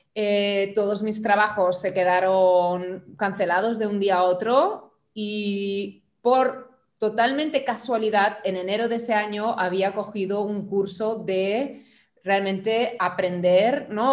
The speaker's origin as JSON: {"language": "Spanish", "country": "Germany", "moved": "yes", "lives_now": "Barcelona, Spain", "said": "originalmente soy alemana"}